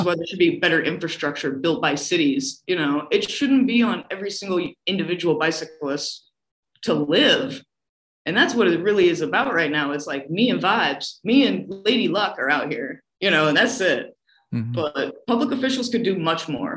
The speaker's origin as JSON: {"language": "English", "region": "Iowa", "country": "United States", "tie": "born or raised there", "also_born_or_lived": "Manhattan", "moved": "as an adult", "said": "I'm from Iowa. I grew up in a car culture."}